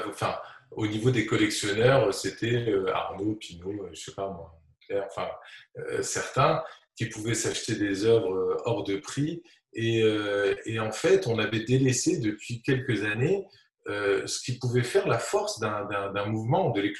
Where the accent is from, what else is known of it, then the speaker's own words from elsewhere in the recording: Tunis, Tunis Governorate, Tunisia; quand j'étais petit à Tunis, c'était quand on allait dans des, dans des expos